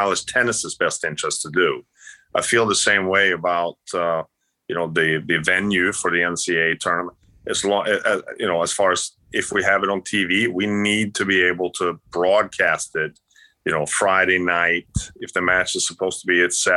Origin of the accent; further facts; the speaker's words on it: Sweden; moved away; also born or lived in Florida; I grew up in Sweden.